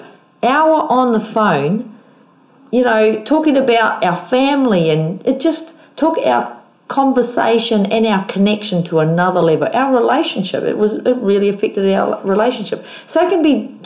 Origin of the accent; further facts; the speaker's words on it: New Zealand; also born or lived in Queensland, Australia; now in Australia; I'm from New Zealand, a little town in New Zealand, so I'm in Australia